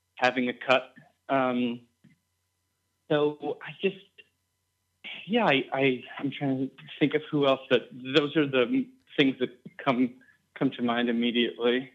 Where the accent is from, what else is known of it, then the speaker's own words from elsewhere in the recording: East Coast, United States; I grew up on the East Coast